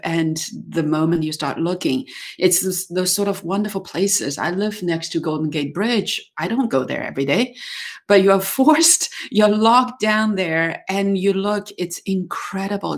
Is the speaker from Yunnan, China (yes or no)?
yes; Dali, Yunnan, China; my hometown of Dali in Yunnan, China